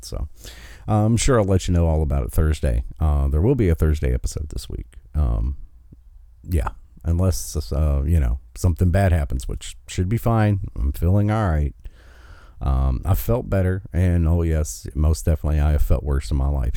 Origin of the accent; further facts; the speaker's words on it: West Virginia, United States; in my home state of West Virginia